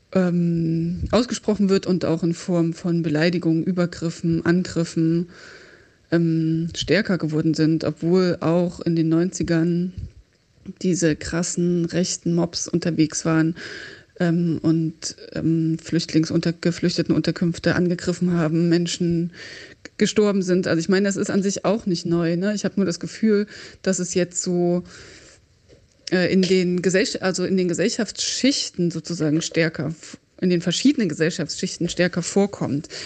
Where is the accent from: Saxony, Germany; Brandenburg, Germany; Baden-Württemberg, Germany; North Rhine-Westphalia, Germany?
Saxony, Germany; Leipzig; moved away as an adult; also born or lived in Braunschweig / Hildesheim; now in Berlin, Germany; Ich bin geboren und aufgewachsen in Leipzig und lebe jetzt schon mindestens elf, nein, fast zwölf Jahre in Berlin